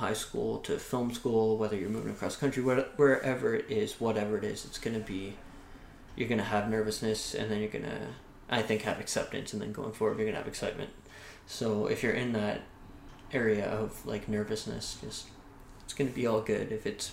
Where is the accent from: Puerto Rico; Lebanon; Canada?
Canada; Carleton Place, Ontario; I grew up in a small town called Carleton Place, Ontario, which at the time I moved there, I think had 8,000 people